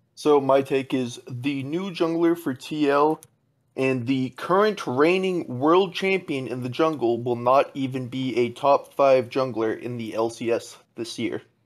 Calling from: San Luis Obispo, California, United States; I'm calling from San Luis Obispo, California

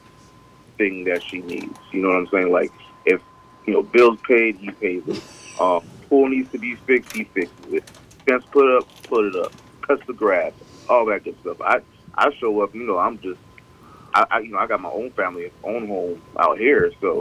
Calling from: Savannah, Georgia, United States; Savannah. I live in Savannah.

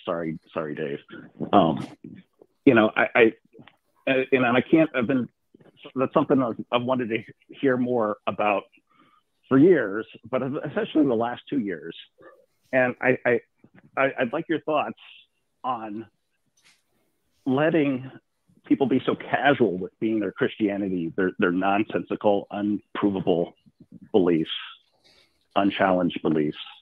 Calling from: Frederick, Maryland, United States; I am also from Frederick, Maryland

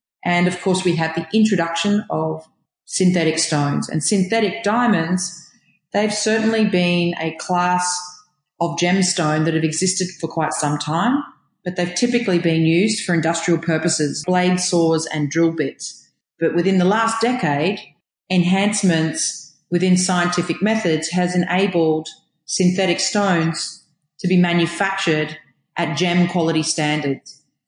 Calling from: Israel; I'm connecting from Israel, so it was a challenge for a while there.

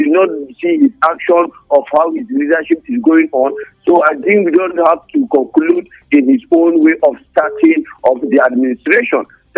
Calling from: Nigeria; I'm calling from TGRT Junction.

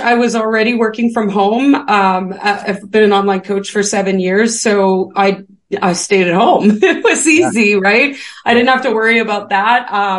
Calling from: British Columbia, Canada; I'm British Columbia, Canada.

